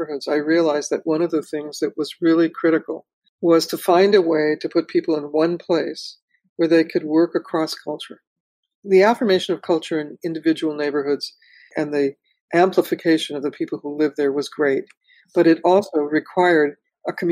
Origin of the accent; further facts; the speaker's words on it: Los Angeles, California, United States; also born or lived in Watts, Los Angeles; I was born in Watts and I grew up in Pacoima